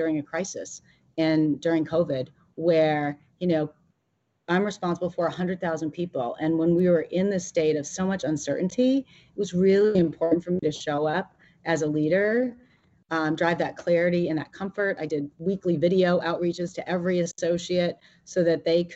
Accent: Maine, United States; moved away as an adult; also born or lived in Massachusetts / Seattle; I grew up in Maine. I went to school in Massachusetts

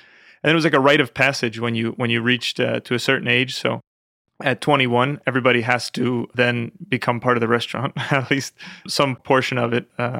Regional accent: New York, United States; Westchester County. It was very nice. I grew up with my grandmother from Italy, so she really taught me a lot.

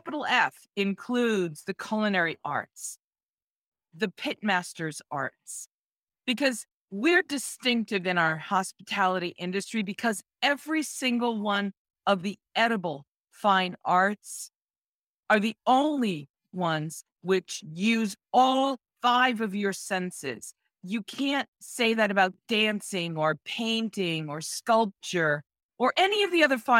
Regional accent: Boston, Massachusetts, United States; I'm originally from Boston

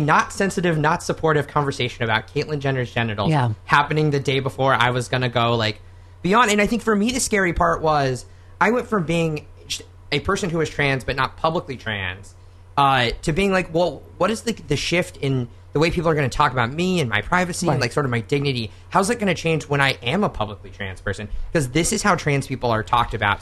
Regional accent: Oklahoma, United States; born or raised there; moved away

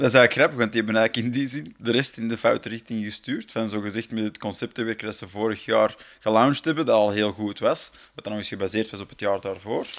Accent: Flanders, Belgium; voor ons als Vlaming

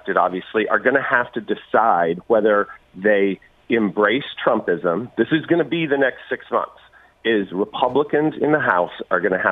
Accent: Kansas, United States; Kansas, my home state

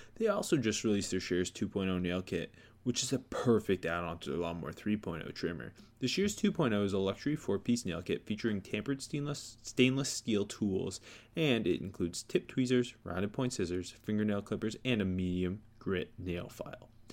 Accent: Indiana, United States; Born and raised in Indiana.

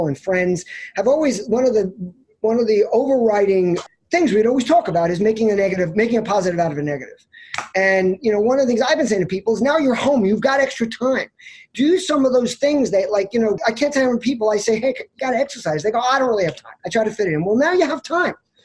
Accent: Oceanside, New York, United States; moved away as an adult; now in Florida, United States; I grew up in the South Shore of Long Island in a town called Oceanside in Nassau County

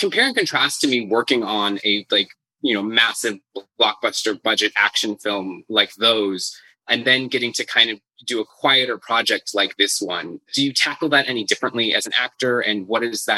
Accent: United States; as an American

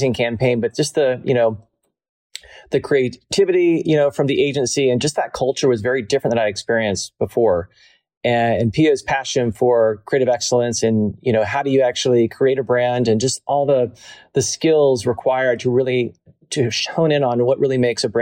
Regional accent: the South, United States; also born or lived in New York / Atlanta; I was born and raised in the South

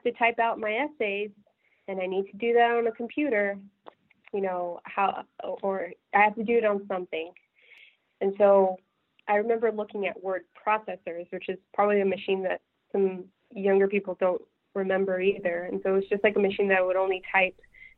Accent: California, United States; And I grew up in California, but I had no idea that Apple was just, you know, a 6 or 7 hour drive away.

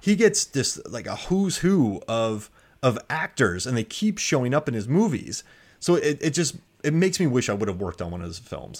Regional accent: Florida, United States; moved away as an adult; also born or lived in Korea; I was from Florida.

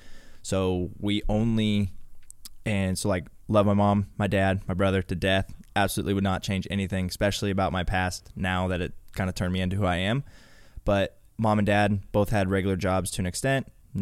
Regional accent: Topeka, Kansas, United States; So I'm obviously from Kansas, Topeka, Kansas.

